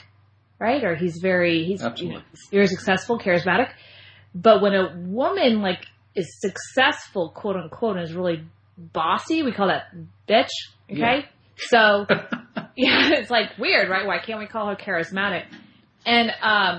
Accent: Austin, Texas, United States; Austin, kind of coming back home. I'm from Austin, Texas. I live in Austin.

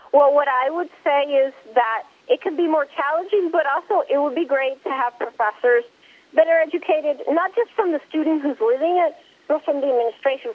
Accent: Puerto Rico; also born or lived in Maryland, United States / Louisiana, United States; I was born in Maryland and I grew up in Puerto Rico.

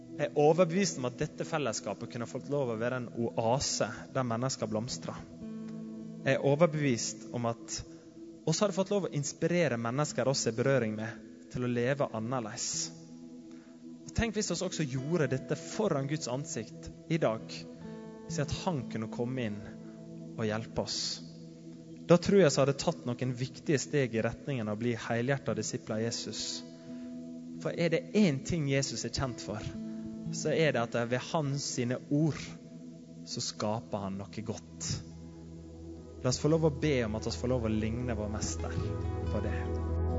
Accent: Sunnmøre, Møre og Romsdal, Norway; hjemme på Sunnmøre

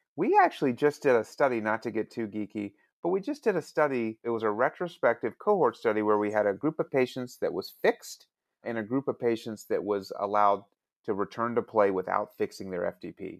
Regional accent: Alabama, United States; I'm from Alabama

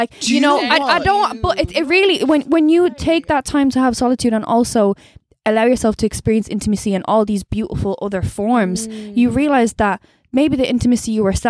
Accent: Dublin, Leinster, Ireland; I'm from Blanche, like, or Mulhuddart, whatever, whichever one you want to call it.

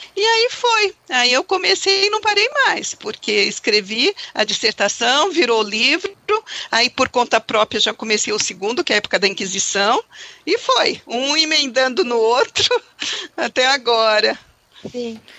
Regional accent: São Paulo, Brazil; also born or lived in Pernambuco; now in Campinas, Brazil; sou pernambucana, uh, vim para São Paulo com apenas nove meses de idade. Então, pouco conheço do meu estado

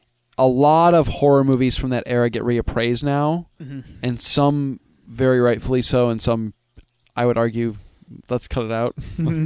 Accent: Midwest, United States; I mean, I'm from the Midwest

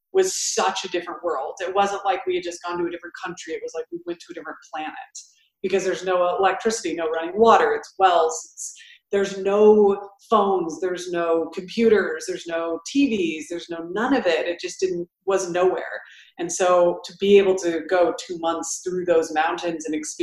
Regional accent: Bend, Oregon, United States; I grew up in Bend.

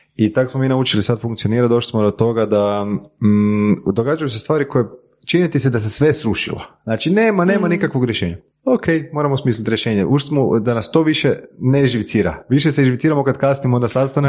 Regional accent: Croatia; nakon tog se vratiti u Hrvatsku. Jer ipak ovo je dom

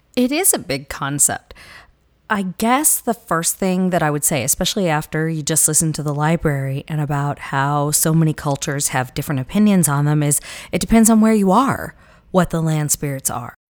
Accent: southern US, United States; accent: southern; moved away; my southern accent

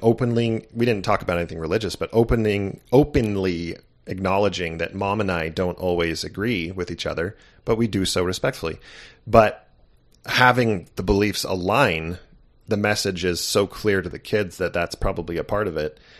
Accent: Santa Barbara, California, United States; growing up in Santa Barbara, California wasn't too shabby

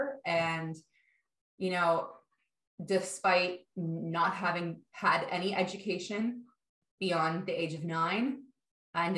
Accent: Toronto, Ontario, Canada; I grew up in Toronto, in Canada, sort of midtown

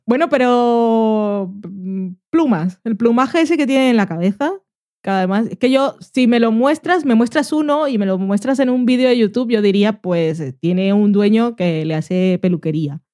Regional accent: Barranquilla, Atlántico, Colombia; now in Spain; Yo nací en Barranquilla, país caribeño

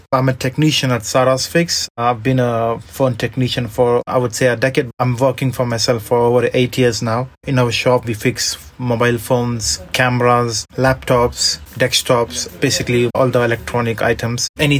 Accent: India; moved away as an adult; now in London, United Kingdom; when I moved to London from India, I was studying, and I wanted to do some part-time job while I was studying.

